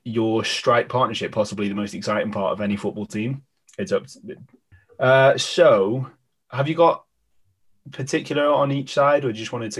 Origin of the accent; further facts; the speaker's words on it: Welsh, Wales, United Kingdom; all being Welsh